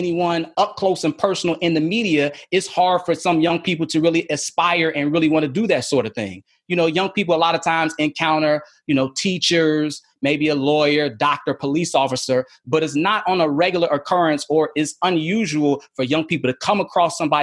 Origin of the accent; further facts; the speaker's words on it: Chicago, Illinois, United States; moved away as an adult; also born or lived in Philadelphia, Pennsylvania / San Angelo, Texas / Mobile / Lynchburg; I was in Chicago, as I mentioned, my hometown.